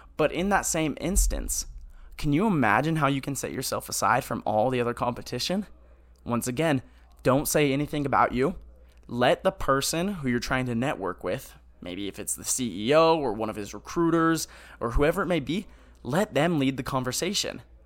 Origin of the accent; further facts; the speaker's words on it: Hemet, California, United States; I'm from Hemet, California.